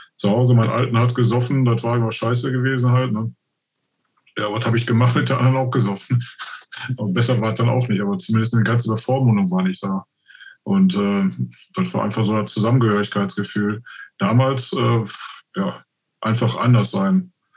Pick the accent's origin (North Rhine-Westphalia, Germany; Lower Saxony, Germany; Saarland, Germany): North Rhine-Westphalia, Germany; Oberhausen; bei mir im Stadtteil, wo ich aufgewachsen bin, gibt es das so, heißt Friedensdorf International